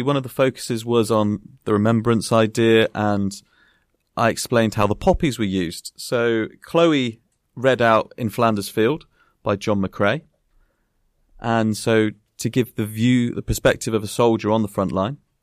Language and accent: English; Bath, South West England, United Kingdom; as a primary school boy growing up in Bath